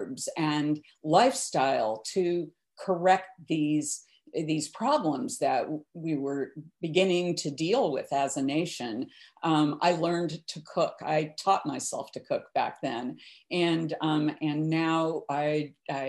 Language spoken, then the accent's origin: English; the Midwest, Kansas, United States; I grew up in the Midwest in Kansas in the 50s and 60s